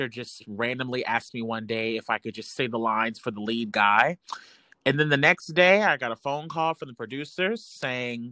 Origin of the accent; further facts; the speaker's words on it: Chesapeake Beach, Maryland, United States; also born or lived in Lynchburg, Virginia; I'm from Chesapeake Beach, Maryland